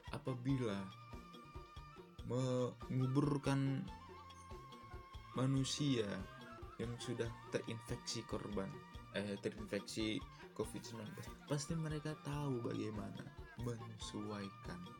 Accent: Medan, North Sumatra, Indonesia; now in Bandung, Indonesia; saya ini asli Medan asli Medan tapi orang tua sekarang ada di Riau di Riau dan ya sekarang saya tinggal di Bandung untuk kuliah dan saya sebenarnya orang Karo

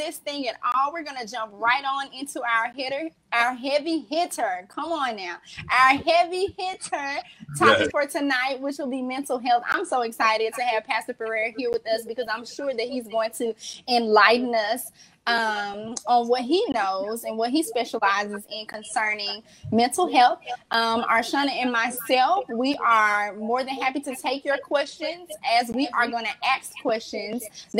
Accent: Memphis, Tennessee, United States; I'm here from Memphis

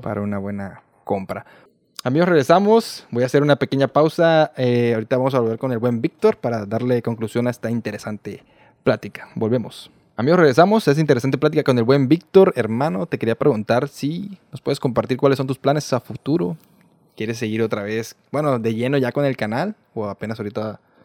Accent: Mexico; yo como buen mexicano

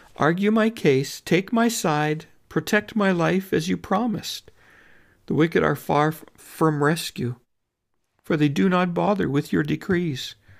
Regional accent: Canada

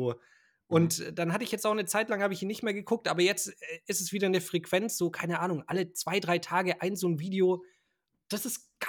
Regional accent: Schonungen, Bavaria, Germany; ich komme aus Schonungen bei Schweinfurt.

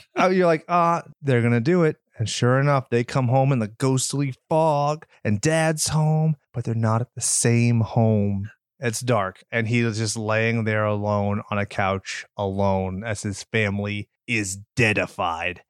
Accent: California, United States; we're from California, where we don't have tornado sirens

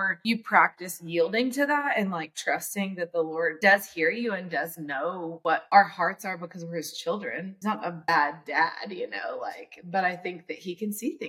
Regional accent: Edmond, Oklahoma, United States; I grew up in Edmond, Oklahoma, in the country

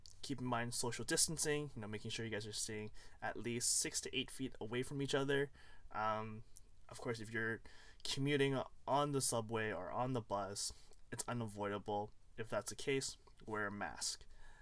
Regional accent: Toronto, Ontario, Canada; also born or lived in Hong Kong; I was born in Hong Kong, came here when I was 2, and I've been living in Toronto ever since

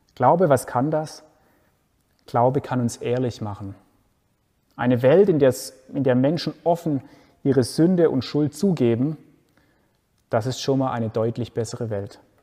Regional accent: Germany; Bei uns in Deutschland

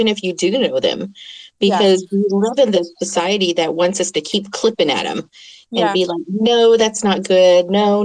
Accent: Oklahoma, United States; first language English; I grew up in Oklahoma

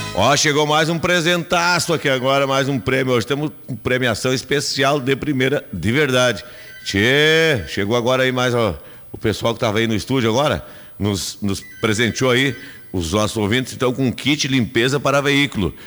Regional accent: Rio Grande do Sul, Brazil; eu sou do Rio Grande, gosto, sou gaúcho

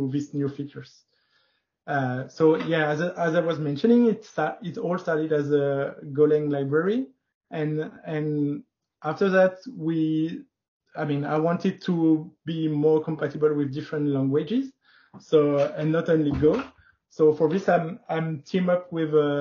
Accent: France; also born or lived in Paris; I'm from France. I'm living in Paris.

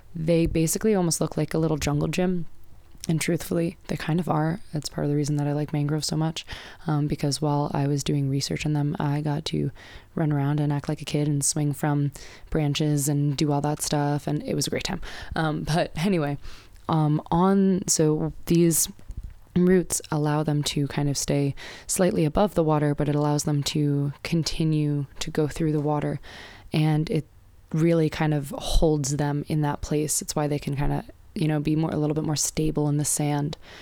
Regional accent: United States; I'm an American

